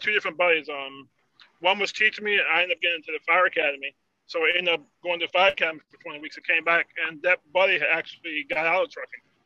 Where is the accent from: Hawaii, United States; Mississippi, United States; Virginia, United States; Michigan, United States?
Virginia, United States; Emporia; I'm from Emporia